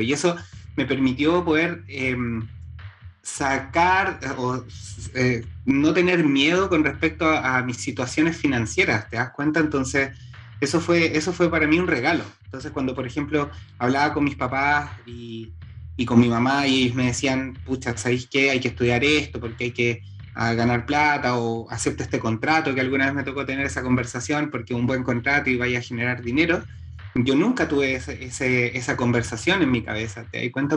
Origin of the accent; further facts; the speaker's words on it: Santiago, Santiago Metropolitan Region, Chile; soy santiaguino, eh, soy chile, hartos caicenianos. Em, nací en Santiago de Chile.